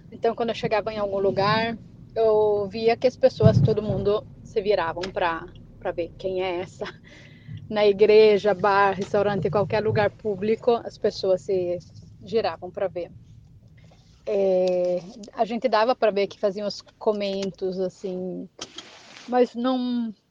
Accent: Brazil; now in Italy; brasileiro, mesmo que eu tô aqui de 19 anos, já peguei um pouco mais da falada italiana, perdi um pouco do meu português

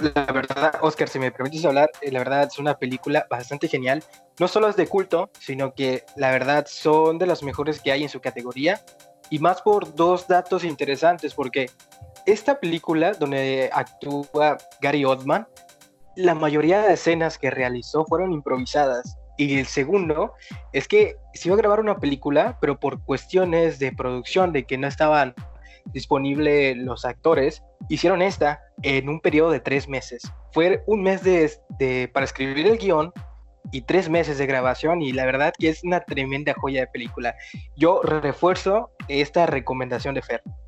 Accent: Mexico; Yo soy de México

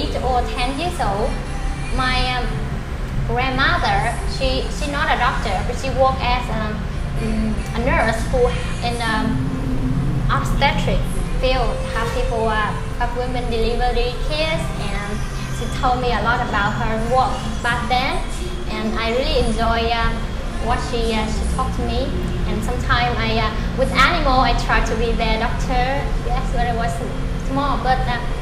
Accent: an island in Quang Ngai, Vietnam; first language Vietnamese; English is a second language; moved away as an adult; now in Ho Chi Minh City, Vietnam; My hometown is an island which is located in Quảng Ngãi, near Da Nang City.

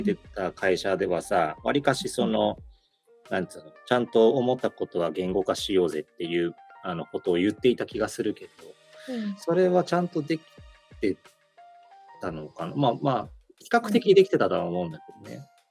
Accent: Japan; 俺は日本で育ったから、日本、日本民族の空気感持ってる

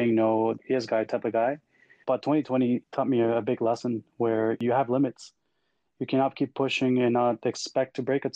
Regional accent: El Salvador; moved away as an adult; now in Canada; I was born and raised in El Salvador, a very small country in Central America. Moved over to Canada in 2009 to pursue a career in industrial engineering

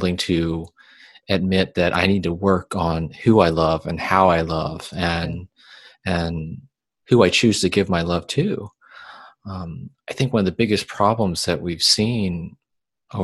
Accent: the South, United States; growing up in the South

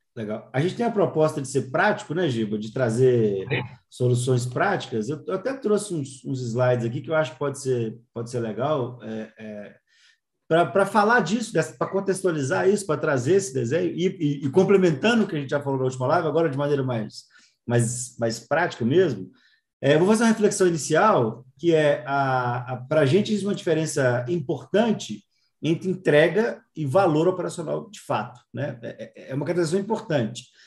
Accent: Minas Gerais, Brazil; eu sou de Minas

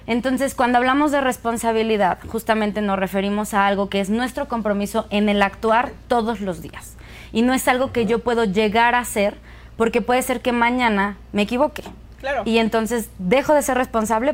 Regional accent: Pachuca, Hidalgo, Mexico; soy de Pachuca

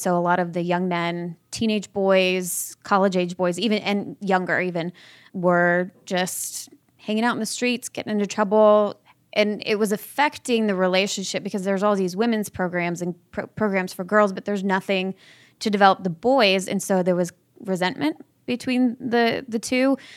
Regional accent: Orange County, Southern California, United States; I'm originally from Southern California, Orange County. I was raised by my father

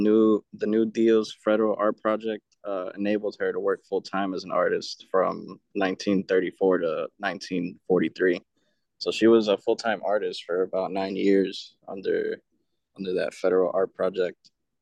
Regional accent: New York City, New York, United States; I'm from Queens. I was born there.

